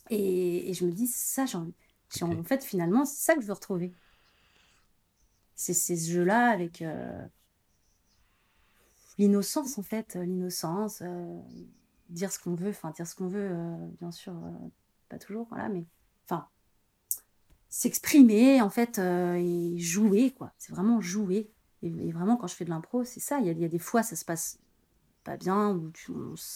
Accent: Angers, Pays de la Loire, France; also born or lived in Paris / Brussels / Aix-en-Provence; Ouais, je suis d'Angers, ouais. Et après, j'avais été, j'ai, habité Paris, Bruxelles, Aix-en-Provence. donc, j'ai beaucoup, enfin, j'ai pas mal bougé.

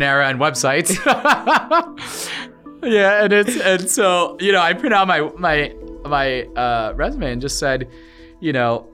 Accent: Norfolk, Nebraska, United States; I was born in Norfolk, Nebraska, so I'm Nebraska through and through

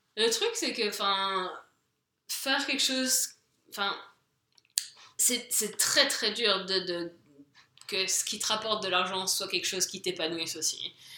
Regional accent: France; moved away as an adult; now in England, United Kingdom; je suis française, je suis en Angleterre

